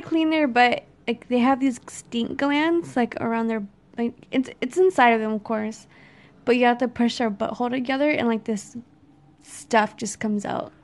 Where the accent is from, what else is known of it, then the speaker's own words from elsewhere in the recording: San Antonio, Texas, United States; We grew up in San Antonio.